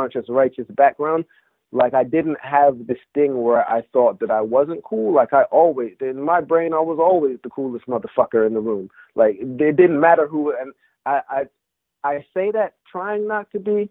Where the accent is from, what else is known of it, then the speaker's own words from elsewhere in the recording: England, United Kingdom; moved away; I grew up in England, listening to, you know, my family being Jamaican